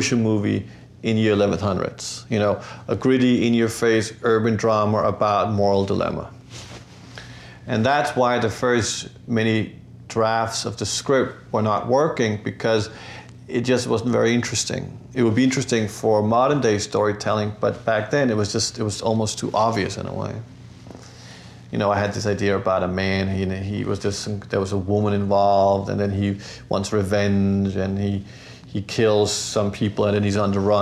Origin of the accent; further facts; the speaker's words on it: New York, United States; I grew up in New York when I was 8, so I was 17, so Northern heritage is not part of my upbringing